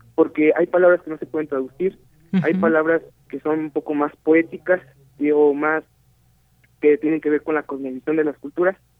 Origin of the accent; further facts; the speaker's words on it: Mexico; first language Spanish; nuestra lengua madre de muchos mexicanos